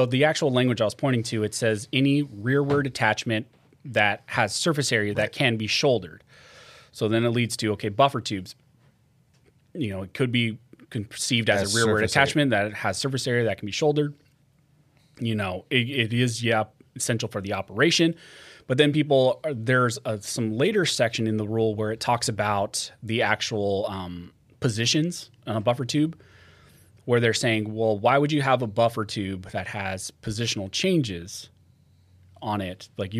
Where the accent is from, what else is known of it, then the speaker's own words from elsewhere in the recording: California, United States; I think just growing up in California, it has to be …, just like what I listen to.